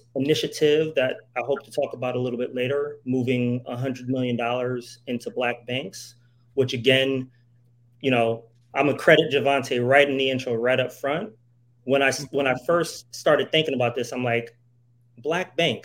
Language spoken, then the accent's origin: English; New Haven, Connecticut, United States; moved away as an adult; I come from New Haven, Connecticut